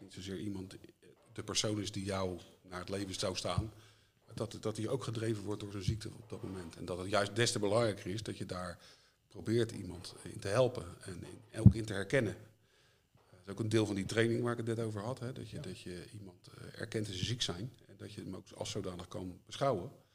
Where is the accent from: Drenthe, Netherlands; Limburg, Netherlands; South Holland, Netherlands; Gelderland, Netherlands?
South Holland, Netherlands; Leiden; ik ben geboren en getogen in Leiden.